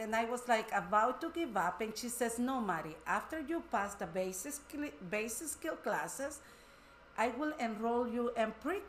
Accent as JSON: {"language": "English", "country": "El Salvador", "moved": "yes", "lives_now": "Wisconsin, United States", "said": "I'm from El Salvador."}